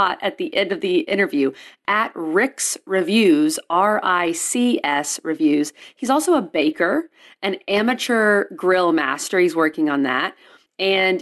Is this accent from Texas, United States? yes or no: yes; Texas, United States; I'm from Texas